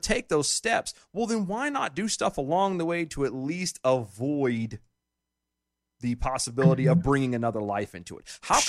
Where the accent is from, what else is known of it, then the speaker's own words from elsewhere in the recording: Texas, United States; In my home state of Texas, thanks to these trap laws that make it harder for providers to offer the full spectrum of reproductive care, more than a quarter of our family planning clinics have closed.